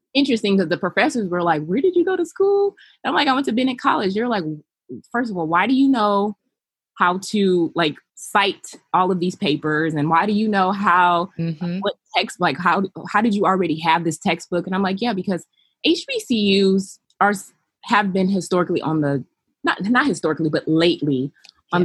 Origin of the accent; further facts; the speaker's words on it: Los Angeles, California, United States; also born or lived in North Carolina; I was raised in Los Angeles by my mother, who is Belizean, and my father, who is African American